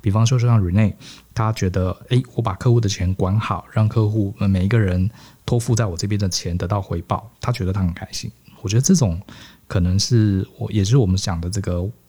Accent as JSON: {"language": "Chinese", "country": "Taiwan", "tie": "born there", "said": "而且我常跟同学讲，我们生在台湾啊，其实真的还蛮 lucky 的"}